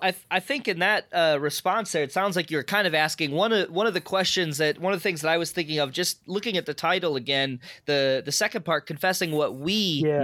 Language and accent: English; Chesterfield, Missouri, United States; I grew up in the suburbs. Uh, I grew up in Chesterfield, actually